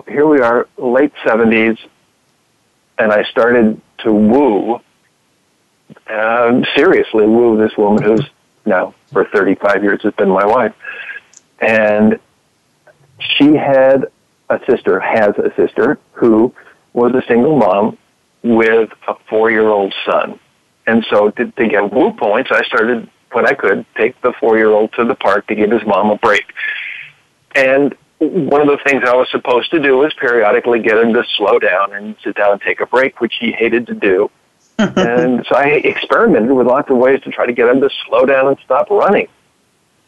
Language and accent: English; Southern California, United States; moved away as an adult; also born or lived in Oregon; I was raised in Southern California, mostly on the beaches on the weekends